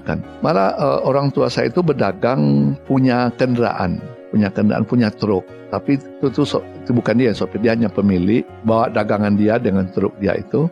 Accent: Batusangkar, West Sumatra, Indonesia; moved away; Saya orang kampung ya, orang Hah? kampung, orang Batu Sangkar. Saya eh, lahir di Batu Sangkar di tepatnya di Padang Gantiang. Padang Gantiang itu Kabupaten Tanah Datar

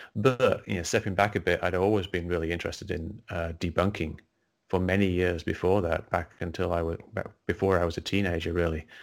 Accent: England, United Kingdom; moved away; I grew up in England, uh, as you can probably tell by the accent

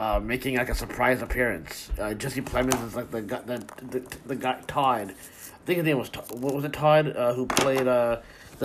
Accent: Canada; I'm Canadian, right? And we live literally in the fucking snow

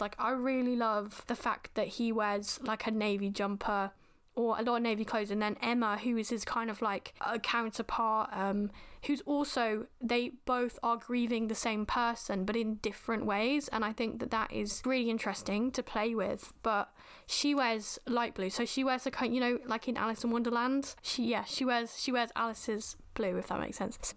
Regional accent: United Kingdom; as a Brit-, British person, the way we are taught in schools

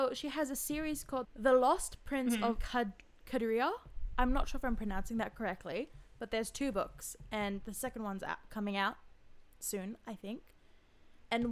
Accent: Australia; we're all Australian here

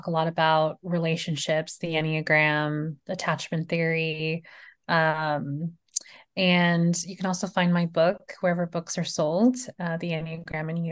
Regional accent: Los Angeles, California, United States; now in Meridian, United States; I live in Meridian, but I'm originally from California, Los Angeles

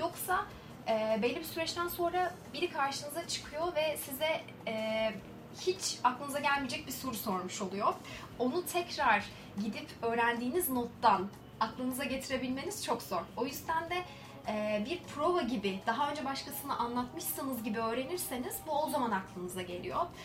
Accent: Ankara, Turkey; ben aslında Ankaralıyım. Ankara'da yaşıyorum.

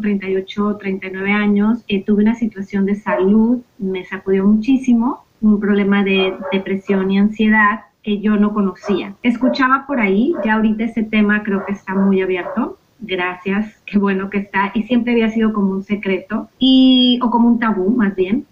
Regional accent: Mexico; now in United States; vivo en Estados Unidos, soy mexicana

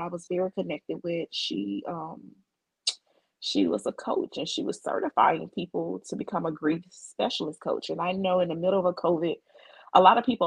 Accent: Mississippi, United States; moved away as an adult; now in Houston, United States; in my hometown of Mississippi, we had just got a Nissan factory.

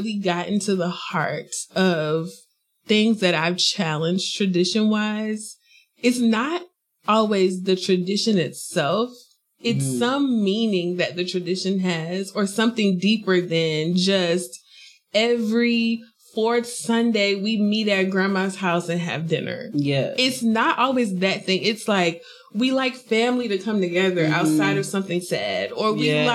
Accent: South Carolina, United States; moved away as an adult; I'm from South Carolina, where everyone stays there

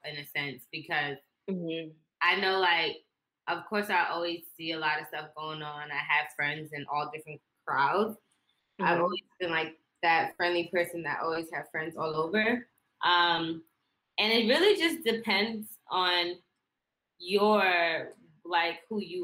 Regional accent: New York City, New York, United States; Born and raised. So I was born in the Bronx

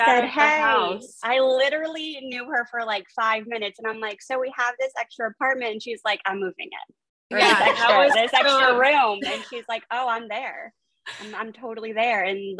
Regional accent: Florida, United States; also born or lived in upstate New York / New Jersey; I lived in upstate New York for a little bit, and I lived in New Jersey for a little bit, but no, I live in Florida. Grew up in Florida.

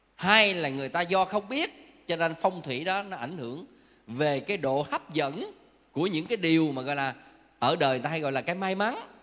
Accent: Southern Vietnam, Vietnam; phong tục tập quán và văn hóa miền Nam của mình

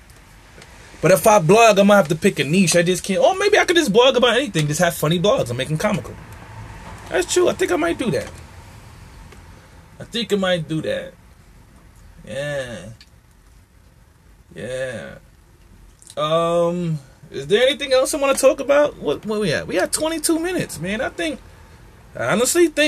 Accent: New York City, New York, United States; I'm from Marcy

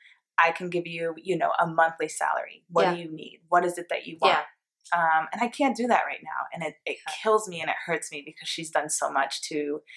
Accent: Greenwich, Connecticut, United States; That's why I hate saying I'm from Greenwich.

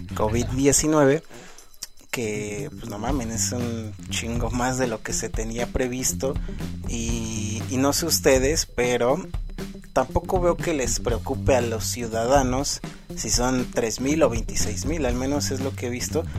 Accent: Mexico; uno siendo mexicano

